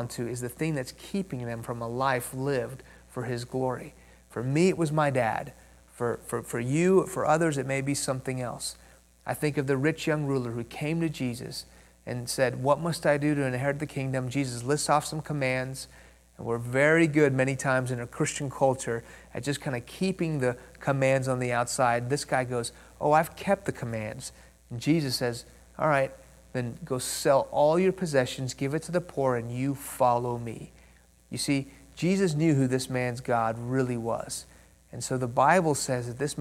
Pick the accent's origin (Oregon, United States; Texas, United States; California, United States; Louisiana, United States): Texas, United States; Houston; first language Persian; English is a second language; also born or lived in Iran; I was born in Houston. When I was 2 years old, my family moved to Iran, where my parents are from. When I was 6 years old, the Islamic Revolution of the late 70s hit that country. We moved back to Houston. I didn't speak English. I spoke Farsi